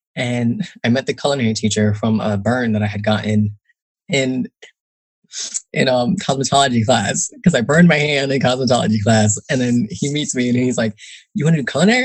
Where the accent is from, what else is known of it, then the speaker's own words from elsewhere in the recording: Northern New Jersey, United States; also born or lived in Newark, New Jersey; I grew up in Northern New Jersey